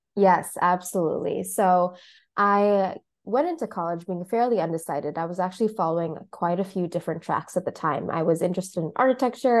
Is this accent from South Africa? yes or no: no; Mombasa, Mombasa County, Kenya; now in Chicago, United States; I'm based currently in Chicago, as well as in my hometown of Mombasa in Kenya.